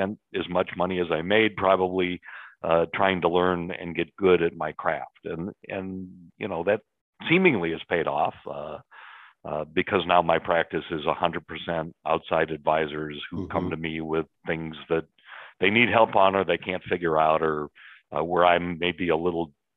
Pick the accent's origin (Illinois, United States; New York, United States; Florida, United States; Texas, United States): Illinois, United States; Chicago; born and raised in Chicago, lived here my entire life